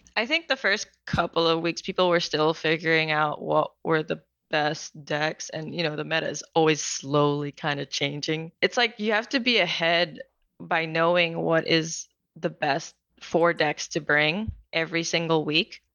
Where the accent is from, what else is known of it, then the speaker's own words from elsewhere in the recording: Philippines; moved away as an adult; also born or lived in New Zealand / France; now in Atlanta, United States; I was born and raised in the Philippines, and I lived there for most of my life